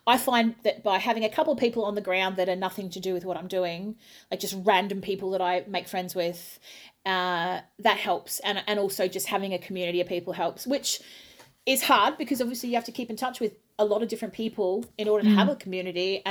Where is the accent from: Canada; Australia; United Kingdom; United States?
Australia; moved away; I'm an Aussie